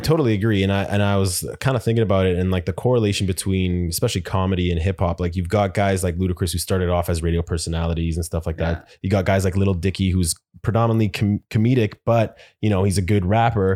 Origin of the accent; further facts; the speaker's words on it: Winnipeg, Manitoba, Canada; moved away; I'm from Winnipeg originally